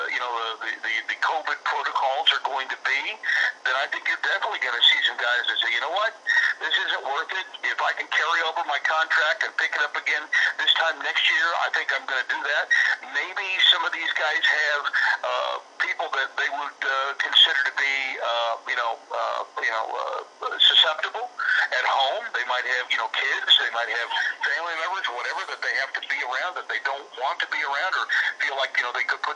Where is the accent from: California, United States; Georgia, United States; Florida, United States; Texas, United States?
Texas, United States; moved away; I'm originally from Texas, so my whole family in Texas